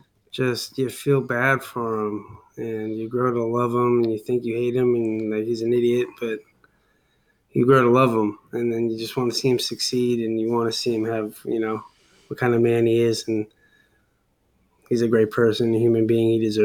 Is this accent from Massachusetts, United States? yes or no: yes; Boston, Massachusetts, United States; now in West Coast, United States; I'm just fortunate from Boston, so I get to see my teams shoved down my throat even here on the West Coast.